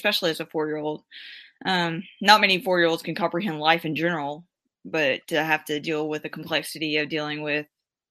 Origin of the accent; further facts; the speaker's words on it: New Orleans, Louisiana, United States; I was born in New Orleans